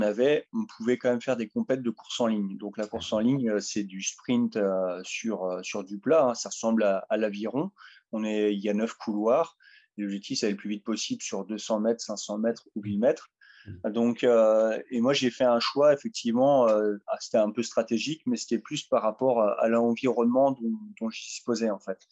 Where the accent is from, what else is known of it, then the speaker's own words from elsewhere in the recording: Sedan, Grand Est, France; j'ai grandi à Sedan